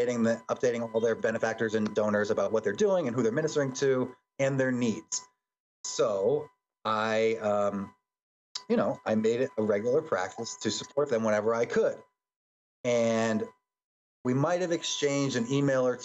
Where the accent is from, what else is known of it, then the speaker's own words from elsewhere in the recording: Connecticut, United States; I'm a Catholic priest. I'm from Connecticut